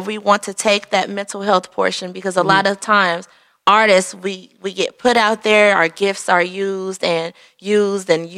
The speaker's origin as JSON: {"language": "English", "town": "Detroit", "region": "Michigan", "country": "United States", "tie": "born or raised there", "said": "we grew up in the red zone 48205. We grew up on East Seven Mile in Hayes"}